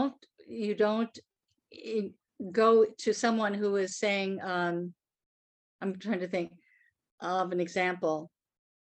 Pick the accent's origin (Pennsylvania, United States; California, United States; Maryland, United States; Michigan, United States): Michigan, United States; Royal Oak; moved away; also born or lived in New York; my hometown, Royal Oak